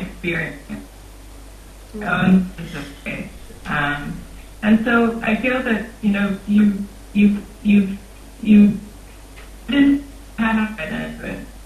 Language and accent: English; Egypt; I was born and raised in Egypt. I spent my whole life there.